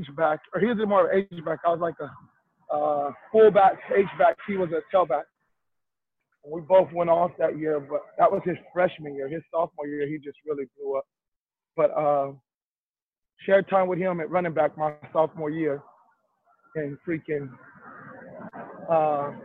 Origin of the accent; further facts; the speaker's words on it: Antelope Valley, California, United States; moved away as an adult; also born or lived in Long Beach, California / Brea, California; That's my hometown